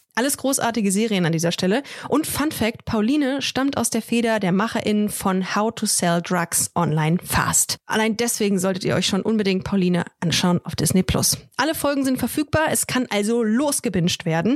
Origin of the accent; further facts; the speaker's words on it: Düsseldorf, North Rhine-Westphalia, Germany; ich bin in Düsseldorf groß geworden, habe da auch Abi gemacht